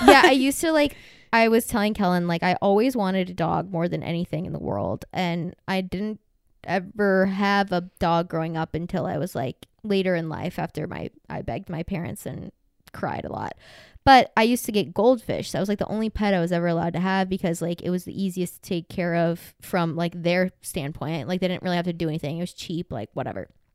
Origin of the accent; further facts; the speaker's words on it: the Bible Belt, the South, United States; I grew up in the literal Bible Belt in, like, mega church.